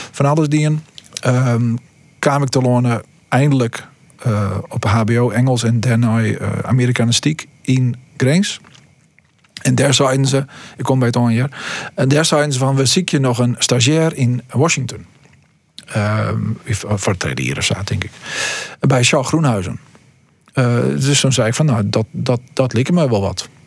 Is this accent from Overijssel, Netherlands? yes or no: no; Stiens, Friesland, Netherlands; born or raised there; also born or lived in Hillegom, South Holland